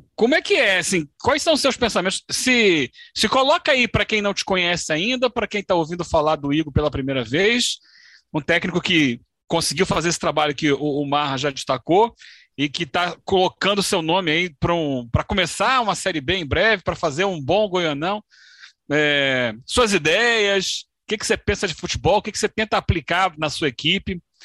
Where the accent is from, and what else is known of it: Brazil